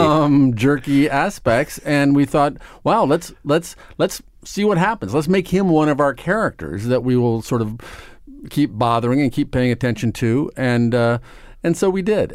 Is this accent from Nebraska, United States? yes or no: yes; Omaha, Nebraska, United States; moved away as an adult; now in New York, United States; I grew up in Nebraska. I grew up in Omaha, Nebraska